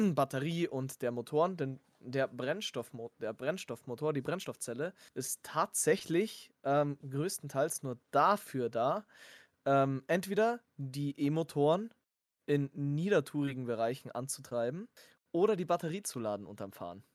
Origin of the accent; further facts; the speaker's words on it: Germany; wir sind Deutsche